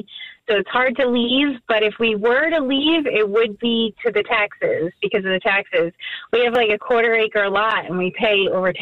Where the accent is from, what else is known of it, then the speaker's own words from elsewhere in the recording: New Jersey, United States; accent: Jersey; I'm like, no, this is a Jersey accent.